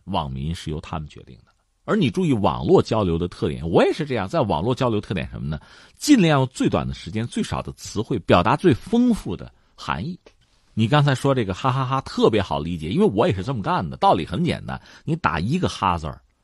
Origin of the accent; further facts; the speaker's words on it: China; 我们中国人